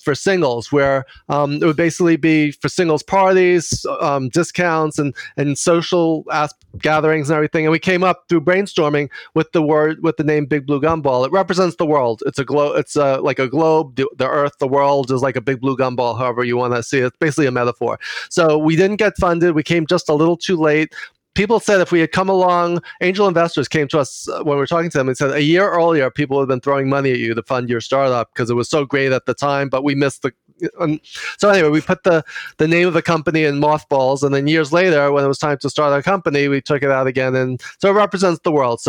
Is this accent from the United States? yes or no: yes; New York City, New York, United States; accent: Queens accent; I grew up in Queens with my grandparents on both sides, both in Queens